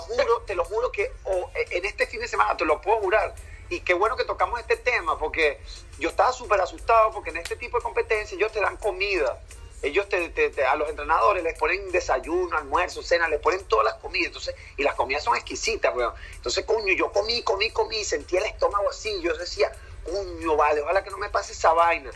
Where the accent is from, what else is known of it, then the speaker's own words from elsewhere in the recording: Venezuela; now in Canada; gente que es de Venezuela, en el caso de nosotros